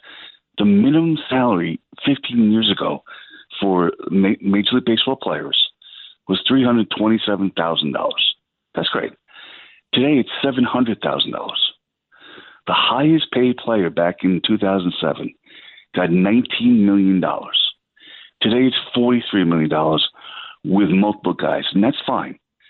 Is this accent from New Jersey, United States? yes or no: no; New York City, New York, United States; born and raised in Staten Island, New York